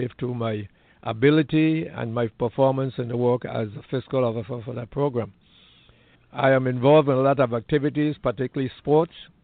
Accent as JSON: {"language": "English", "country": "U.S. Virgin Islands", "tie": "born or raised there", "said": "I was born in St. Thomas, U.S. Virgin Islands."}